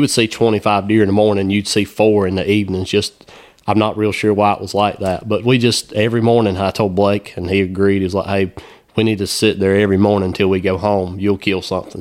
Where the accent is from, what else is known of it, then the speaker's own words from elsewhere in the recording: South Carolina, United States; growing up in South Carolina